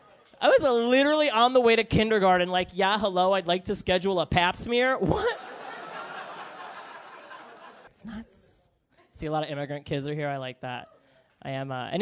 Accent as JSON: {"language": "English", "town": "New York City", "region": "New York", "country": "United States", "tie": "born or raised there", "said": "I'm from Brooklyn. I grew up in Bay Ridge"}